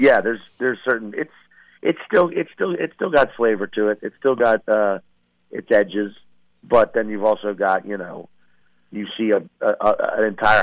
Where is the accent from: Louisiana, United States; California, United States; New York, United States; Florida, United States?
Louisiana, United States; Chalmette; accent: New Orleans; moved away; also born or lived in Portland; I'm from Chalmette